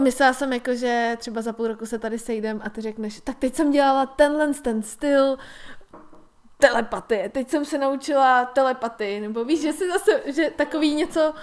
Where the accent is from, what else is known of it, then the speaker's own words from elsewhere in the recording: Czechia; my jako Češi